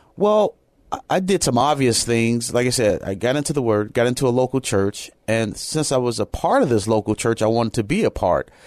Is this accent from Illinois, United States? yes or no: yes; Chicago, Illinois, United States; moved away; also born or lived in Japan; I'm originally from Chicago, Illinois